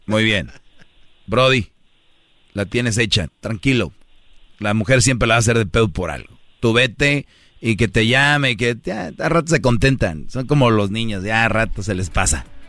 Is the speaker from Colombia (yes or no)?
no; Mexico; now in United States